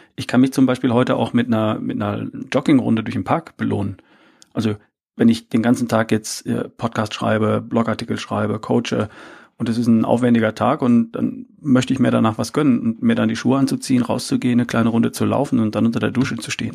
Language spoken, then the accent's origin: German; between Herford and Bielefeld, North Rhine-Westphalia, Germany; now in Ludwigsburg, Germany; ich bin aufgewachsen in Ostwestfalen, in, zwischen Herford und Bielefeld irgendwo